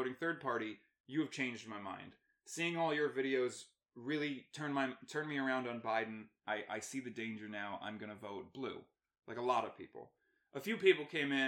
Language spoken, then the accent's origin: English; United States; as an American and as a veteran